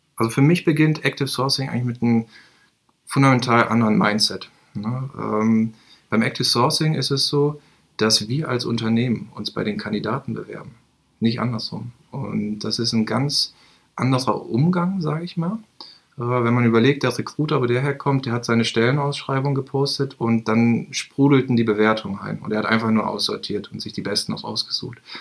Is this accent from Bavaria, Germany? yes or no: no; Bielefeld, North Rhine-Westphalia, Germany; ich bin gebürtiger Bielefelder, habe hier nach meinem Abitur